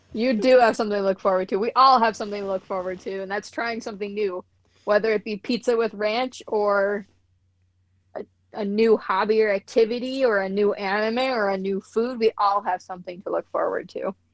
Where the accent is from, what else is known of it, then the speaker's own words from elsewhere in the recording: Midwest, United States; I'm from the Midwest